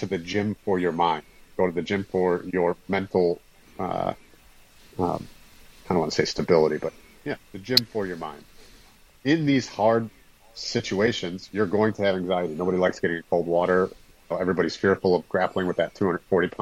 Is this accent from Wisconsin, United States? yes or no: yes; Wisconsin, United States; I'm from Wisconsin